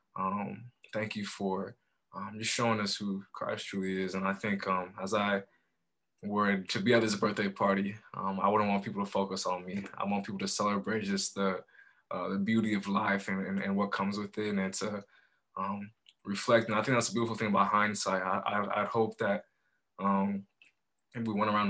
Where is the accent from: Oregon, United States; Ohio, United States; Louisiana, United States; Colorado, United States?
Colorado, United States; Colorado Springs; also born or lived in Monrovia, Liberia / Chicago suburbs, Illinois; my family and I were blessed to move to Colorado Springs when I was 7. Here, my dad got a new job, and so we relocated to Colorado Springs